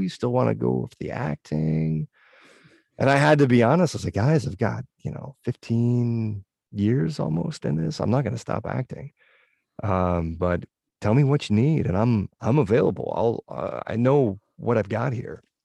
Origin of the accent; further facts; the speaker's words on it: northwestern Connecticut, United States; my hometown, this weird little nook in northwestern Connecticut